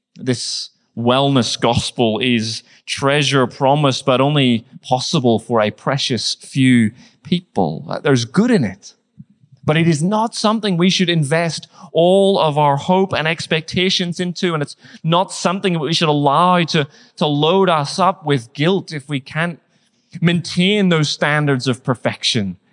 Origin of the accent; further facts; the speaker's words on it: Northern Ireland, United Kingdom; moved away; I grew up in Northern Ireland